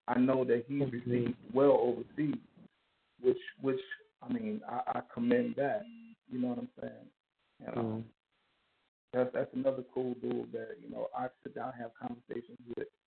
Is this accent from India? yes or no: no; Liberia; also born or lived in Kansas City, Missouri, United States / New York, United States; now in Houston, United States; I was born in Kansas City, Missouri. I was raised in West Africa. A civil war broke out in West Africa, in Liberia, to be exact